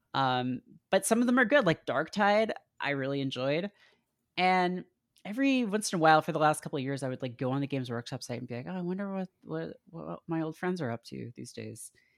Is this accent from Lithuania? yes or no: no; Canada; I grew up in Canada in, you know, the nineties